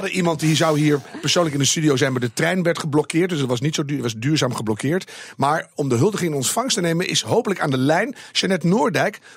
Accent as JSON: {"language": "Dutch", "region": "Groningen", "country": "Netherlands", "said": "Ik kom uit Groningen nu."}